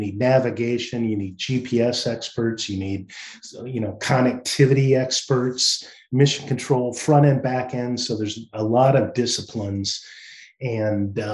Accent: Northwest Iowa, United States; moved away as an adult; also born or lived in Chicago; I grew up in Northwest Iowa on a farm

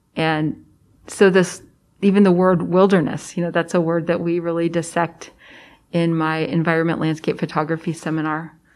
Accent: Prairie Village, Kansas, United States; I grew up in Prairie Village, Kansas, which is a suburb of Kansas City

